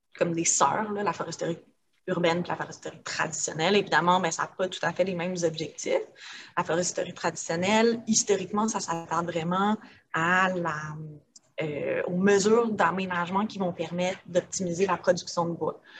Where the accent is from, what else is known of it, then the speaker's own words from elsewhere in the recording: Montreal, Quebec, Canada; j'ai grandi à Montréal, dans le Myland, fait un milieu assez urbanisé